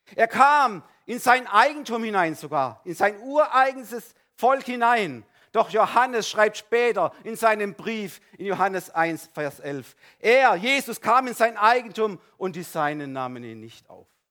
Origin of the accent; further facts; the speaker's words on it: Baden-Württemberg, Germany; Bei uns in Ödesheim